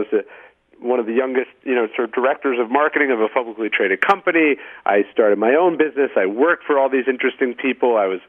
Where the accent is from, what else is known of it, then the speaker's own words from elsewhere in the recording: Sacramento, California, United States; I grew up in Sacramento